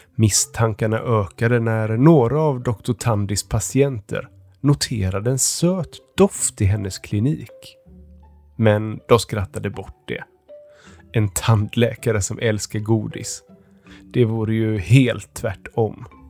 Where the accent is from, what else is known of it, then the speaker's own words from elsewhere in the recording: Stockholm, Stockholm County, Sweden; jag kommer från Stockholm.